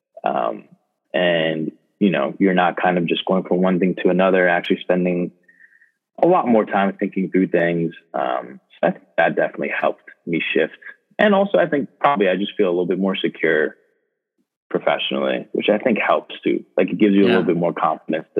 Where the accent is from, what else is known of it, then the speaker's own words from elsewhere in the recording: Canton, Michigan, United States; also born or lived in Ann Arbor, Michigan / Detroit, Michigan; we moved to Canton. So that's where I mostly grew up, was in Canton.